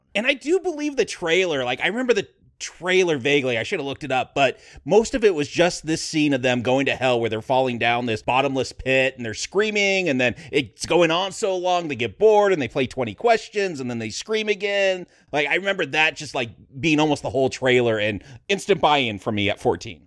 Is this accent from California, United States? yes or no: yes; Vasquez Rocks area, California, United States; this is my hometown. Like Vasquez Rocks, where that Star Trek episode takes place and where Bill and Ted's going to get thrown off, that was just a few miles from where I lived